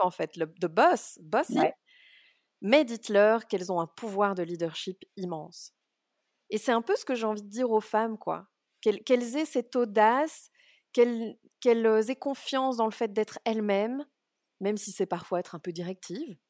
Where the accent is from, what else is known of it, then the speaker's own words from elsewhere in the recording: Brussels, Brussels-Capital Region, Belgium; je suis née à Bruxelles